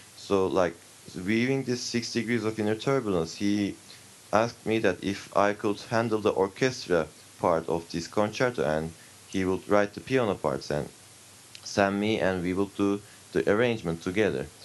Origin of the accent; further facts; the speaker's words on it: Turkey; I come from Turkey